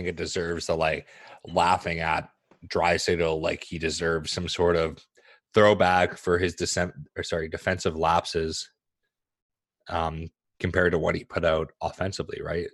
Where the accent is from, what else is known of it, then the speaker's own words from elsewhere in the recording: Saskatchewan, Canada; moved away; I was born in Saskatchewan, so there's some sort of like cultural heritage.